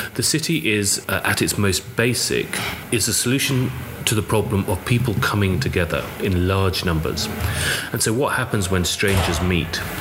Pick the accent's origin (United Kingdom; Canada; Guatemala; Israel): United Kingdom; London; born in London, but as I was growing up, I started walking around the city